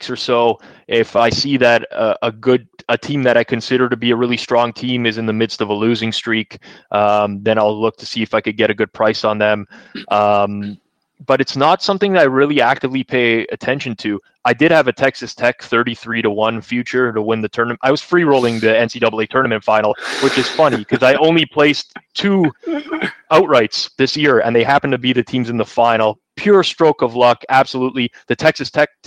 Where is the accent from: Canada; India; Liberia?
Canada; I grew up a huge hockey fan, obviously being Canadian, the majority of us are